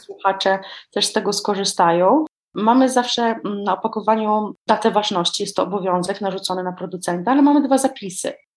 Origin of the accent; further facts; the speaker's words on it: Warmian-Masurian Voivodeship, Poland; wychowałam się tutaj u nas na Mazurach